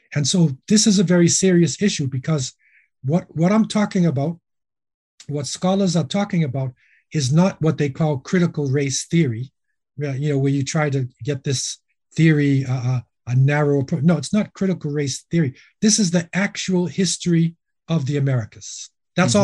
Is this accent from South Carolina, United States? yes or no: no; Boston, Massachusetts, United States; moved away as an adult; also born or lived in Medina / Los Angeles, California / Jamaica; I was born in Boston, uh, raised, you know, in the Boston area